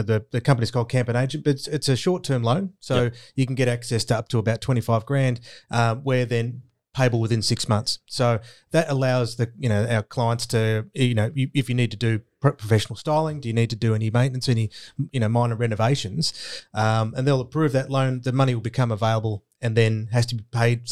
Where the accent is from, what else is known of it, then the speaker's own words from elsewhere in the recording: Glenorchy, Tasmania, Australia; growing up in Stapleton Street in Glenorchy